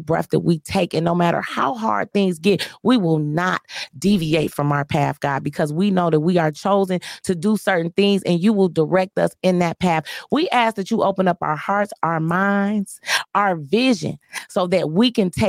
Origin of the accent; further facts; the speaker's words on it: Joy Road, Michigan, United States; I'm from Joy Road